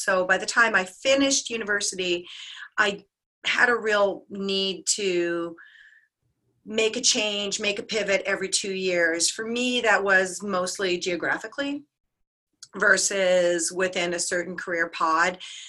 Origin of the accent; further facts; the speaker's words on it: Canada; My background, first of all, I'm proudly Canadian. I just want to throw that out there. So that's a huge part of my identity.